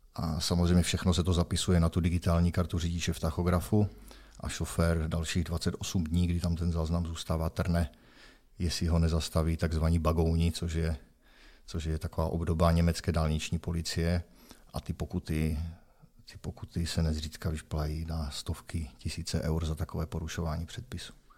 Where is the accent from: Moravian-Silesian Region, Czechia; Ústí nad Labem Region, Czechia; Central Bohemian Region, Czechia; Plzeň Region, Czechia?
Moravian-Silesian Region, Czechia; Opava; našel jsem si zaměstnavatele tady u nás v Opavě